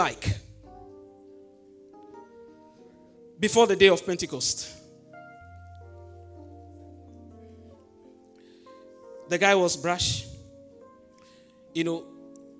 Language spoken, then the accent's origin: English; Volta, Ghana; English is a second language; I come from the Volta region